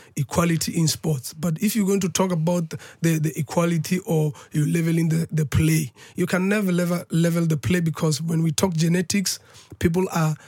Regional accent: South Africa; where I'm coming from as a South African

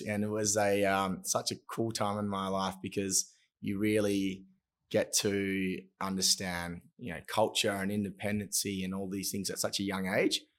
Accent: Broome, Western Australia, Australia; also born or lived in Perth; I grew up in Broome until I was uh, 12. And then my family decided to send me down to Perth uh, in the city for school

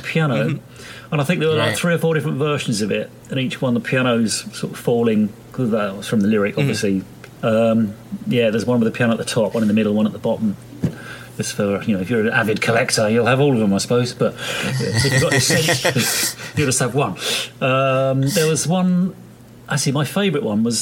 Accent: England, United Kingdom; I'm English too

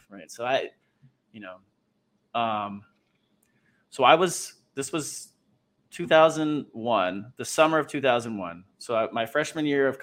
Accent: East Coast, United States; growing up in the East Coast

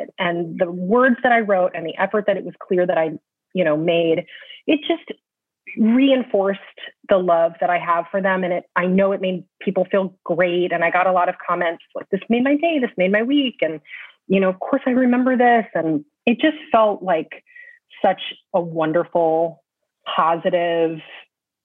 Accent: California, United States; also born or lived in Michigan; now in New York, United States; I was born in California

